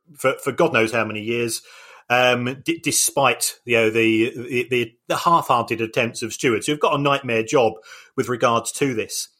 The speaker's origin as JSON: {"language": "English", "country": "United Kingdom", "said": "I'm a Brit and my language skills"}